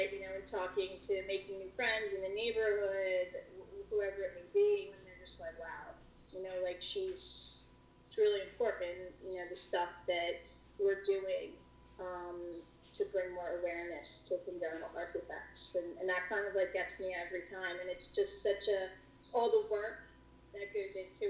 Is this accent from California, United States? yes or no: no; Lafayette Hill, Pennsylvania, United States; also born or lived in Roxborough, Philadelphia; My parents are from the Philadelphia area, and moved up to Lafayette Hill when I was going into first grade, and we've been here ever since.